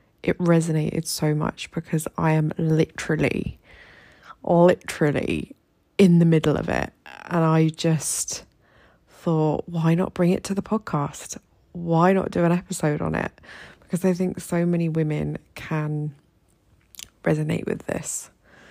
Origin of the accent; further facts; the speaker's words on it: United Kingdom; moved away as an adult; now in Egypt; as a British woman living here in Egypt